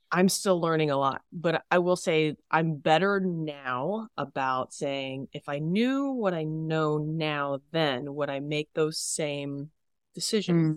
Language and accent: English; Texas, United States; Growing up in Texas